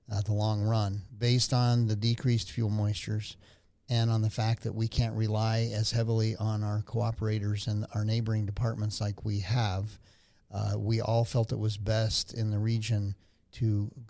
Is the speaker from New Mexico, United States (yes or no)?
yes; Albuquerque, New Mexico, United States; born or raised there